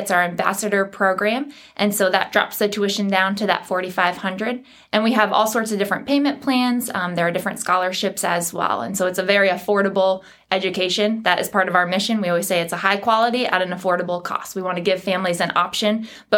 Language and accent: English; New England, United States; now in North Carolina, United States; I grew up in New England, so when I moved south